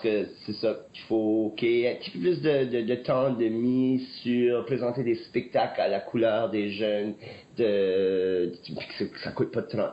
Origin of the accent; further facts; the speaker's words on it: Acadia, Canada; j'ai vécu ça par chez nous en Acadie